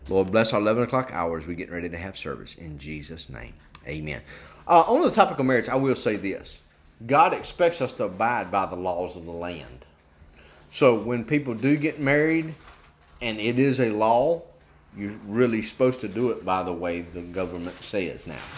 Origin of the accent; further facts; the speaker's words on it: West Virginia, United States; I was going to say we come from West Virginia, but I thought that's going to get me in trouble, because we got folks from West Virginia.